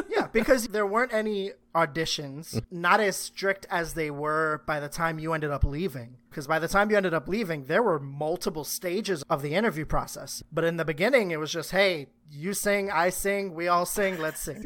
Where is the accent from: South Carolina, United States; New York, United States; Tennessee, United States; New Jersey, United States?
New York, United States; New York City; I grew up in Harlem, spent most of my life there